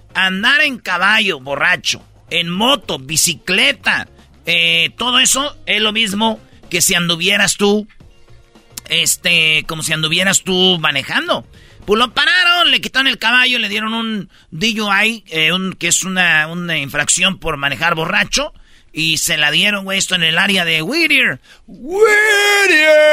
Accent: Michoacán, Mexico; mi maestra, güey, de quinto grado, allá en, en Michoacán, en mi pueblo

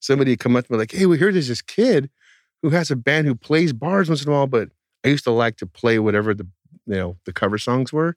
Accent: outside the Bay Area, California, United States; the town I grew up in outside the Bay Area, was not in the Bay Area where everything was cool

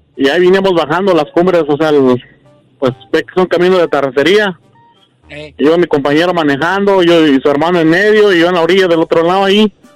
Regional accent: Puebla, Mexico; yo soy de Puebla y éramos comerciantes

